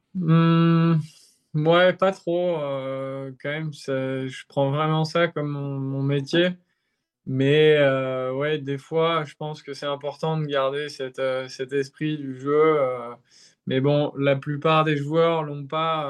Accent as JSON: {"language": "French", "country": "France", "said": "je suis français"}